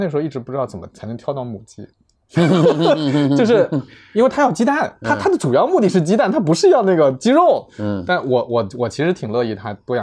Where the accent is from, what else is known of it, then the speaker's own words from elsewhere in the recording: rural Jiangsu, China; 因为我小时候也在农村，在江苏的农村。